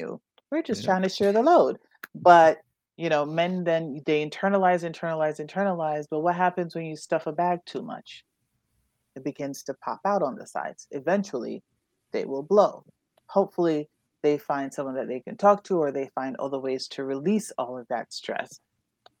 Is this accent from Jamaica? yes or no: yes; Jamaica; moved away; I'm from Jamaica and it's still a very machismo country.